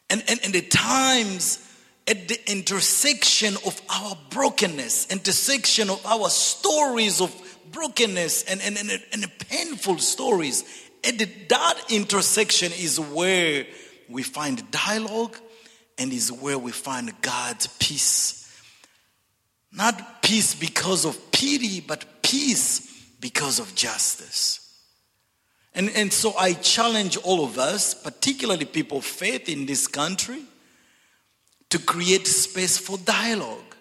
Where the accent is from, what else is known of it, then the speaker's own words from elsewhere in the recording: DR Congo; English is a second language; moved away; also born or lived in Zambia / Zimbabwe / Dallas / Missouri; I'm originally from Zambia, grew up in the Congo, and educated in Zimbabwe and Dallas and Missouri.